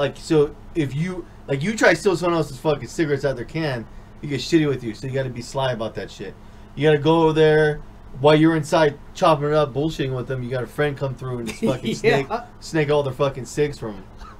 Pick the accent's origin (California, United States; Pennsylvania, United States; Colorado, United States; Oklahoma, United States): California, United States; Lincoln; When growing up in Lincoln, when it was different, there's a lot of white and Mexican people.